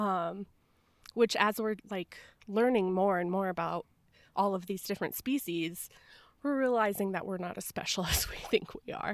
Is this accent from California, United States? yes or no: no; Tucson, Arizona, United States; I grew up in Tucson, Arizona, where there's just desert everywhere